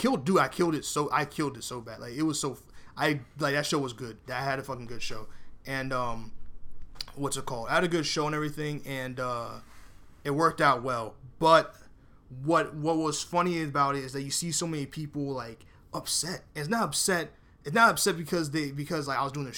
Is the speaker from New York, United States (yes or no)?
yes; New York City, New York, United States; I was born in Bronx, New York